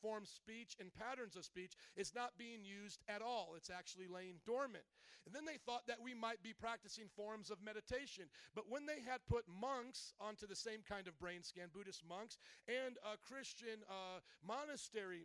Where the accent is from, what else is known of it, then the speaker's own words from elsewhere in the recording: the South, United States; I come from the South